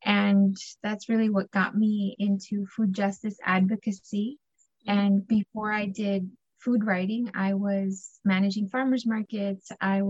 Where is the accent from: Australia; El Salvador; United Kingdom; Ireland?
El Salvador; I just knew we're from El Salvador because we eat plátanos, frijoles, queso duro, y pan francés, you know?